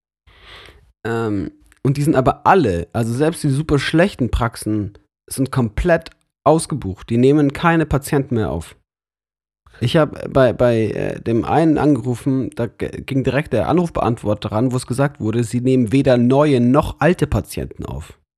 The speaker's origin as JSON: {"language": "German", "town": "Munich", "region": "Bavaria", "country": "Germany", "lives_now": "Lörrach, Germany", "said": "Aber ich bin trotzdem von weit her dahin gezogen."}